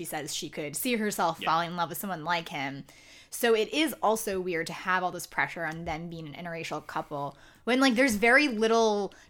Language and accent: English; the South, United States; I am from the South